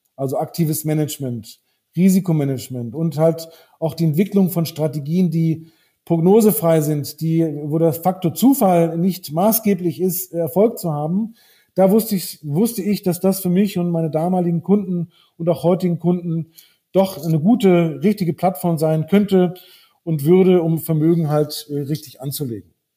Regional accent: Brazil; also born or lived in Northern Germany / Frankfurt; now in Munich, Germany; ich bin in Brasilien aufgewachsen

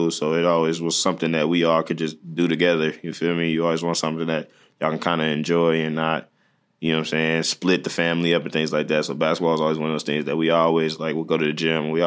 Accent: Detroit, Michigan, United States; I, like I said, I feel like if you're from there, you understand that's kind of the best city in the world.

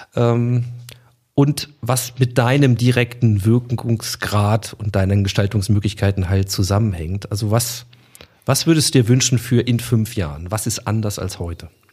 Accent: Hanover, Lower Saxony, Germany; als Hannoveraner

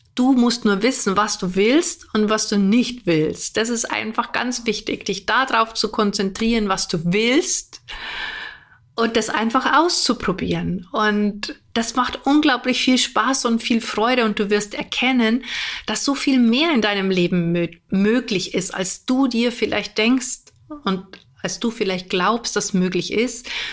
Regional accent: Germany; bei uns in Deutschland

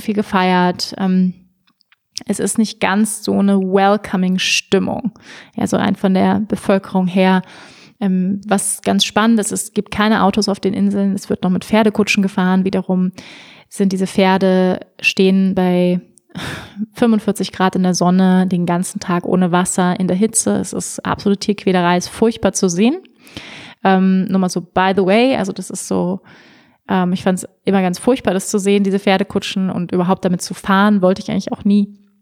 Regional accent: Germany; moved away as an adult; also born or lived in Bali; ich bin Deutsche

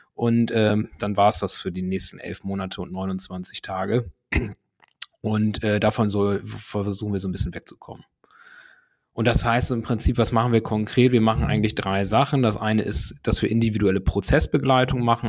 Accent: Germany; ich komme hier selbst aus der Gegend, ne, aus dem Bremer Umland

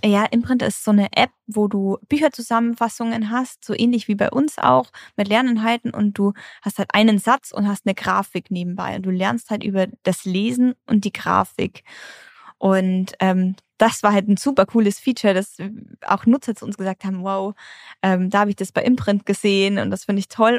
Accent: Germany

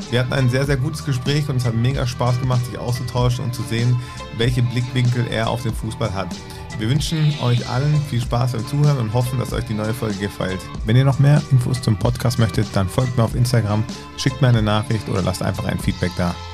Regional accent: Freiburg, Baden-Württemberg, Germany; Freiburg, weil es meine Heimat ist.

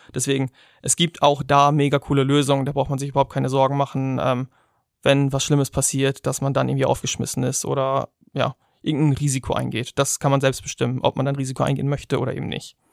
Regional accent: Germany; wir als Deutsche

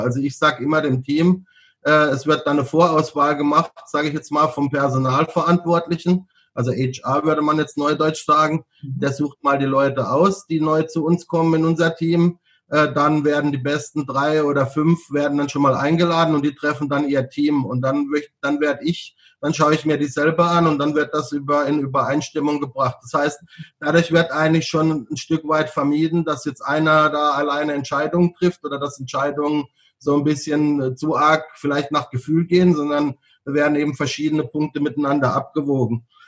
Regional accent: Freiburg, Baden-Württemberg, Germany; moved away as an adult; also born or lived in Bangkok, Thailand / Hanoi, Vietnam / Hong Kong; ich komme ja aus, aus Süddeutschland, gut, ich komme jetzt aus Baden

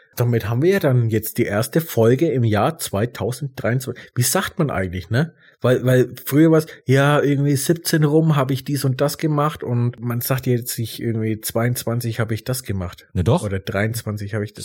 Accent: Germany; bei uns in Deutschland

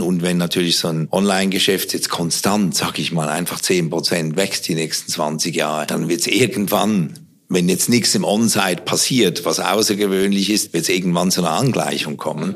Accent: Switzerland; Ich bin ja Schweizer

